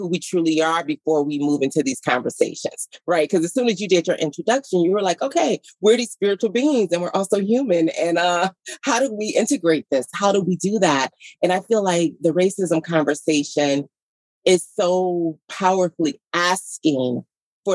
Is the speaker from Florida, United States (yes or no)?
no; Detroit, Michigan, United States; I was born and raised in Detroit